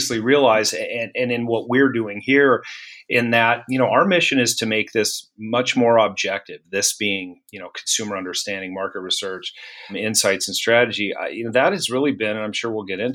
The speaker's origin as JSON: {"language": "English", "town": "Santa Fe", "region": "New Mexico", "country": "United States", "tie": "born or raised there", "moved": "yes", "lives_now": "Cincinnati, United States", "said": "I grew up, we're based in Cincinnati, but I grew up in Santa Fe, New Mexico, which is kind of an interesting place to be from"}